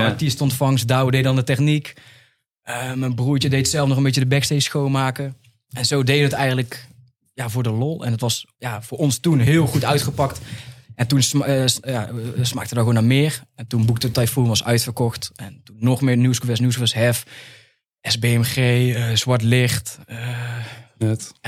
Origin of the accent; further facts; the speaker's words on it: 's-Hertogenbosch, North Brabant, Netherlands; we komen uit Den Bosch